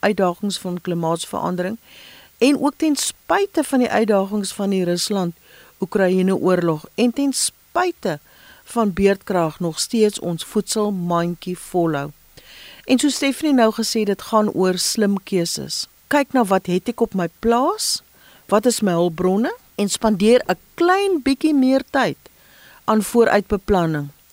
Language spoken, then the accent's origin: Afrikaans; South Africa; ons as Afrikaners